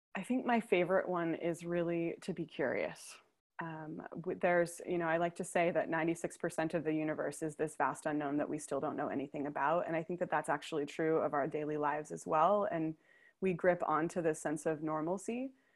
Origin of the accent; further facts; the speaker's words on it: United States; moved away as an adult; also born or lived in New York City; now in Copenhagen, Denmark; as an American